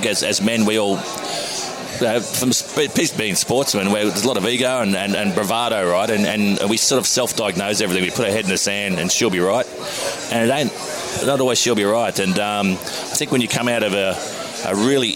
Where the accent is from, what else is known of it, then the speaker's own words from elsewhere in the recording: Australia; as an Australian cricketer